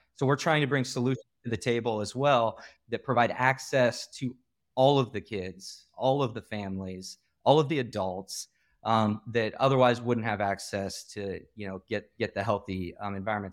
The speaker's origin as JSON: {"language": "English", "region": "Iowa", "country": "United States", "moved": "yes", "said": "I'm from the Midwest originally. I'm from Iowa"}